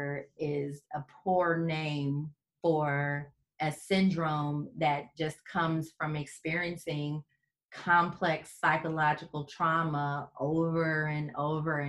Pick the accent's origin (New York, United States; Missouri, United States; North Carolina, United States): Missouri, United States; St. Louis; moved away as an adult; also born or lived in New Orleans, Louisiana; now in Houston, United States; I'm from St. Louis, Missouri, originally